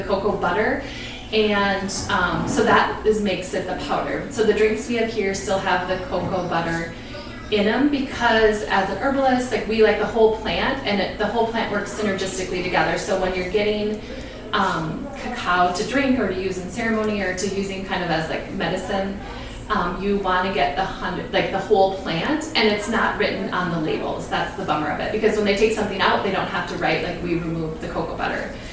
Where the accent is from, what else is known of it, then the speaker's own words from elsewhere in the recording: Minneapolis, Minnesota, United States; when I was little, I grew up in Northeast Minneapolis.